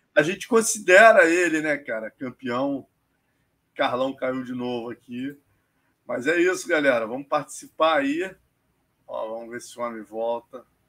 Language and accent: Portuguese; Brazil; como brasileiro